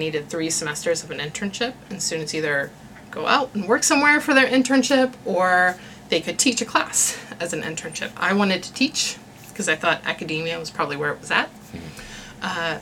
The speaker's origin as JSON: {"language": "English", "region": "West Virginia", "country": "United States", "also_born_or_lived": "Chicago", "moved": "as an adult", "said": "And I had said West Virginia."}